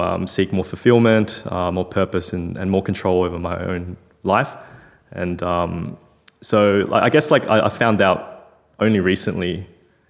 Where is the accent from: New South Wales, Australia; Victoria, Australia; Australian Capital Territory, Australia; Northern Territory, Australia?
Victoria, Australia; Melbourne; also born or lived in China; I was born in China, came to Australia. So my dad came back to Melbourne when I was 10 months old. And so we kind of reestablished ourselves in Melbourne.